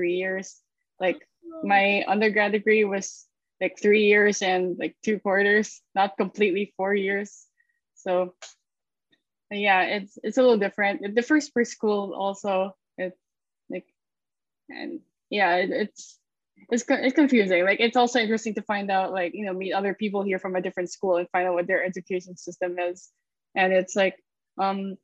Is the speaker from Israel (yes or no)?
no; Philippines; also born or lived in Savannah, Georgia, United States; I'm from the Philippines. Born and raised here all the way until I took my grad degree in SCAD in Savannah